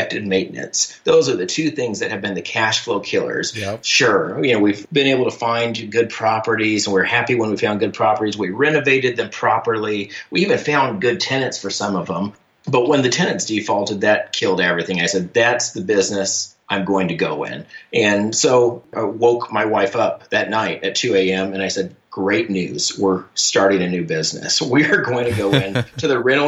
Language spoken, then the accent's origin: English; Portland, Oregon, United States; moved away as an adult; now in Charlotte, United States; I grew up in Portland, Oregon on the West Coast there